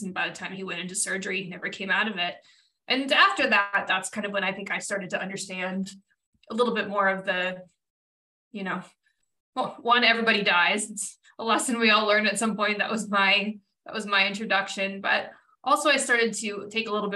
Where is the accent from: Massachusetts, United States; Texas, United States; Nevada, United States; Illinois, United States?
Nevada, United States; Reno; I grew up in Reno, Nevada